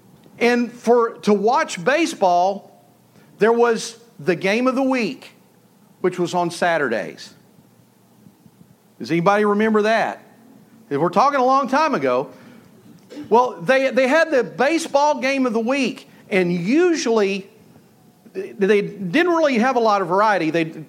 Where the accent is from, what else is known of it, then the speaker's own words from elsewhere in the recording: Malakoff, Texas, United States; I grew up in Malakoff, Texas